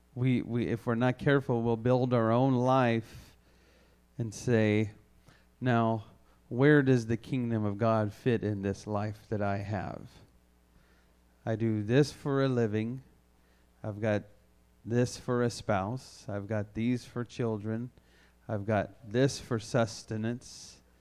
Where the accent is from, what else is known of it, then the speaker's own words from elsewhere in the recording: the South, United States; I grew up in the South where there was a church on every corner